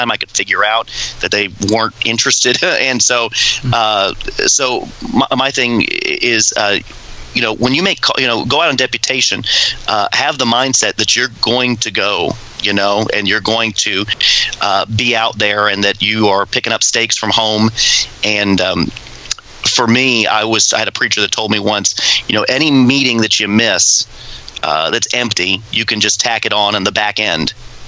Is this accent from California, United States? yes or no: no; Florida, United States; moved away as an adult; we're from Florida